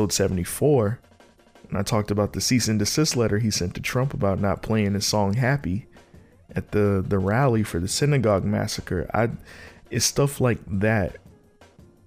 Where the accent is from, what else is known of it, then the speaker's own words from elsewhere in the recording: Norfolk, Virginia, United States; I'm from Norfolk, but I grew up in between Virginia Beach and Norfolk.